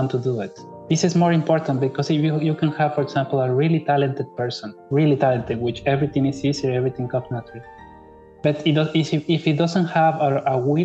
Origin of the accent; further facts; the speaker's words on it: Mexico; moved away as an adult; also born or lived in Spain / Barcelona, Spain; now in Kaunas, Lithuania; Yes, I'm Mexican. Well, yes, all my family lives in Mexico. I was born in Mexico.